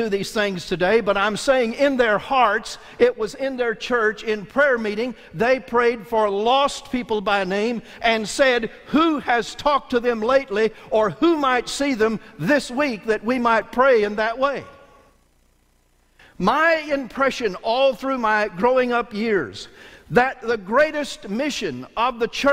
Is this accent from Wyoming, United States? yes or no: no; Bluford, Illinois, United States; My earliest memories of the First Baptist Church of Bluford, Illinois was sometime before I was 2 years old